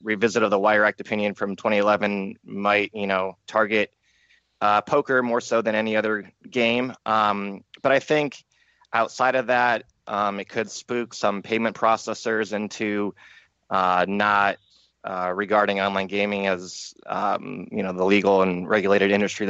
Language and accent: English; Cleveland, Ohio, United States; I come from the Cleveland area